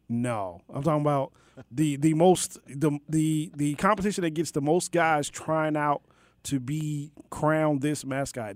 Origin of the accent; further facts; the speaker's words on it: Maryland, United States; Maryland, my home state